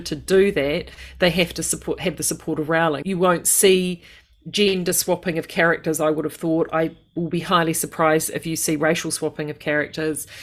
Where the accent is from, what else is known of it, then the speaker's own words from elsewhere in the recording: United Kingdom; being British